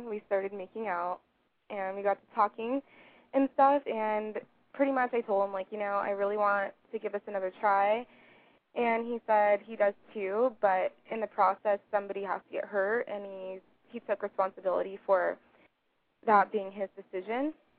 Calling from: Santa Clarita, California, United States; I'm 22. I'm calling from Santa Clarita, California, like near L.A.

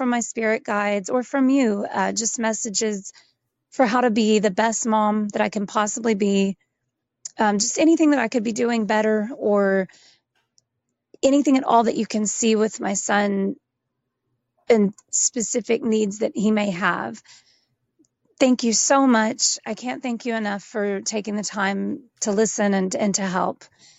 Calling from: Arkansas, United States; I'm calling you from Arkansas.

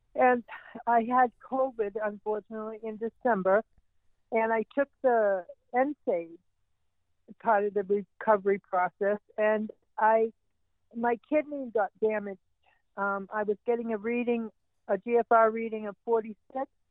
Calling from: New Mexico, United States; I'm calling in from New Mexico, U S

